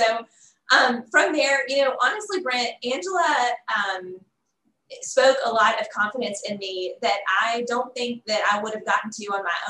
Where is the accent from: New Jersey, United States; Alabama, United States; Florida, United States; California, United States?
Alabama, United States; Huntsville; moved away as an adult; also born or lived in Auburn, Alabama; now in Little Rock, United States; I'm from Huntsville, Alabama, and had moved to Auburn for college, and had been there 17 years